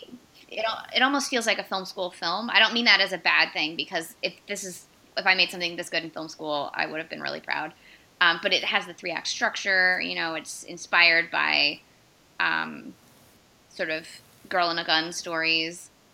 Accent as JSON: {"language": "English", "region": "Northern California", "country": "United States", "tie": "born or raised there"}